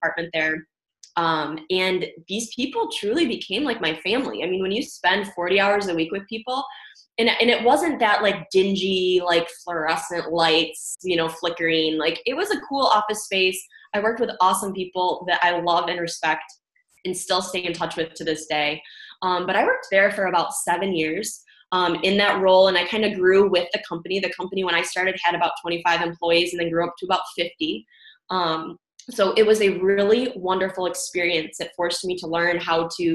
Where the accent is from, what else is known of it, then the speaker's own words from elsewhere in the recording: Michigan, United States; I'm from Michigan area, kind of born and raised, went to school here